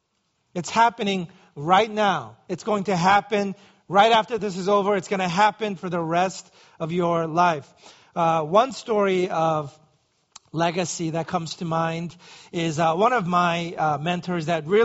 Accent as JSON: {"language": "English", "town": "New York City", "region": "New York", "country": "United States", "tie": "born or raised there", "said": "growing up in New York City, walking was a necessary evil."}